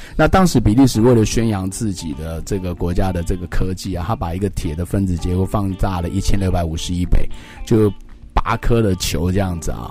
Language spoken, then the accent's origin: Chinese; Taiwan; 我们台湾人